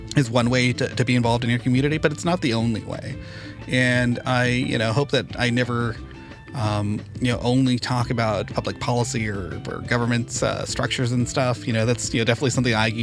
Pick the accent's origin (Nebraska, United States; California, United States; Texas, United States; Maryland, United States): California, United States; Santa Ana; I grew up a nerd in Santa Ana